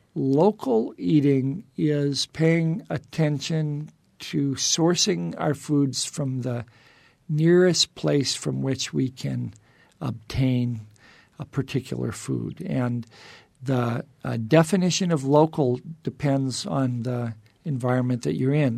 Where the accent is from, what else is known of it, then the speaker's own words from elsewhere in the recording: Indiana Dunes, United States; now in Arizona, United States; I grew up in the Indiana dunes